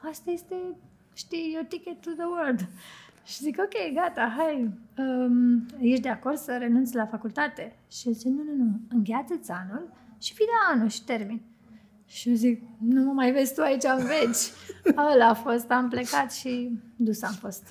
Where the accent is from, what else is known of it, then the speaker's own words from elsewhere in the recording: Bucharest, Romania; moved away as an adult; also born or lived in London; now in Cluj-Napoca, Romania; eu am copilărit în București uh, și am făcut și adolescența acolo